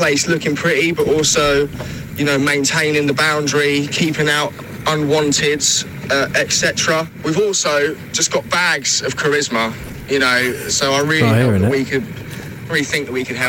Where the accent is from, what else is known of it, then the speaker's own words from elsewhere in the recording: South East Kent, South East England, United Kingdom; this is …. We are from South East Kent and we're gardeners.